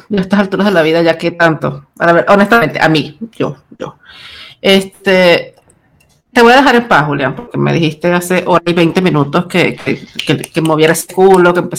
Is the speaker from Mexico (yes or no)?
no; Chile; accent: Chilean; por soportar mi acento chileno extraño.